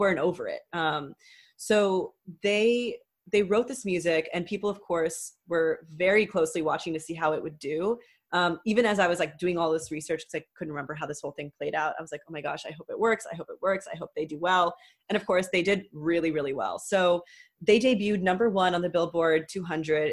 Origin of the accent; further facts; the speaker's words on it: Houston, Texas, United States; Houston, my hometown